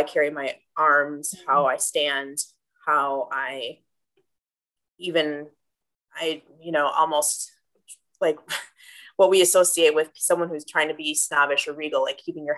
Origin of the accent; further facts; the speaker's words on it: Green Bay, Wisconsin, United States; I'm born and raised in Green Bay